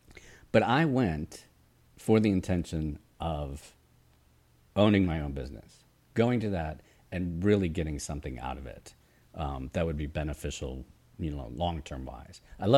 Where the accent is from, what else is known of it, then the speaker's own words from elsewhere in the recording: Atlanta, Georgia, United States; and I'm from Atlanta